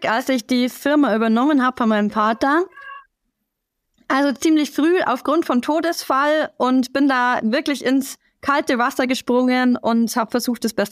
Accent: Rosenheim, Bavaria, Germany; Ich komme aus Oberbayern, besser gesagt aus Rosenheim und habe hier ein Unternehmen.

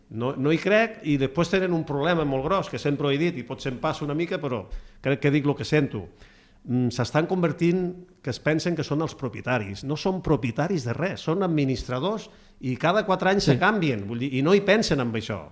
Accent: Gandesa, Catalonia, Spain; moved away; jo vinc de Gandesa, eh? i a Gandesa m'assentava amb els iaios que havien anat a la guerra de Cuba

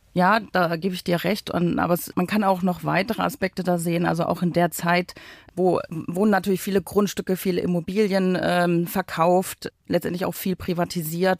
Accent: Uckermark, Brandenburg, Germany; moved away as an adult; also born or lived in West Germany; Ich habe äh, quasi mein halbes Leben äh, im Ostdeutschland verbracht, bin dort aufgewachsen

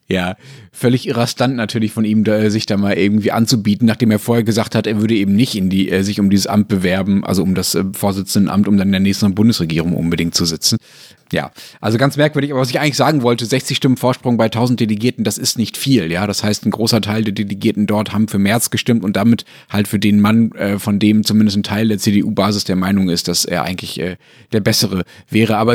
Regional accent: Austria; vielleicht dann doch nicht mehr so wichtig, wie man sich das als Österreicher manchmal, manchmal einbildet.

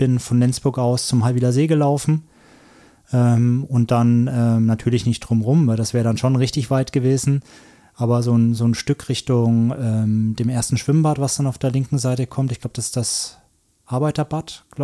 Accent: Franconia, Bavaria, Germany; ich komme ja aus Franken, das ist ja eine ganz andere Welt

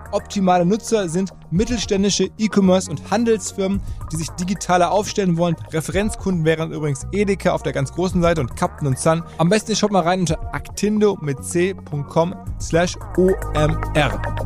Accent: Ruhr area, North Rhine-Westphalia, Germany; Auch ein Kind des Ruhrgebiets, genau wie ich.

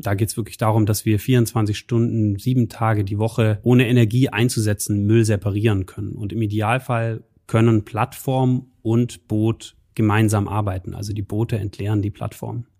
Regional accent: Munich, Bavaria, Germany; now in Aachen, Germany; Ich bin aus München

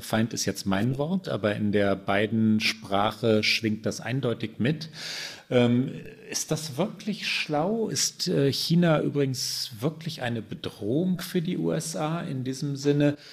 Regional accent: Germany; bei uns in Deutschland

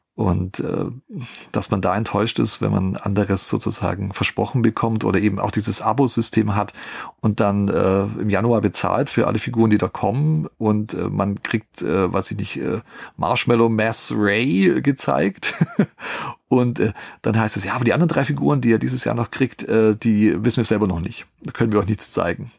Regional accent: Germany; wir als Deutsche

